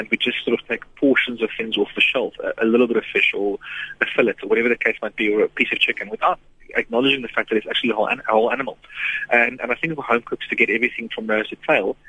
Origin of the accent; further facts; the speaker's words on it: South Africa; it's what really connects me to being South African, being who I am, being a chef